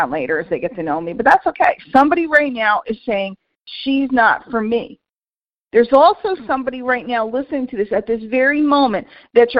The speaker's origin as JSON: {"language": "English", "town": "New York City", "region": "New York", "country": "United States", "tie": "born or raised there", "moved": "yes", "said": "I grew up in New York City and I go back to visit"}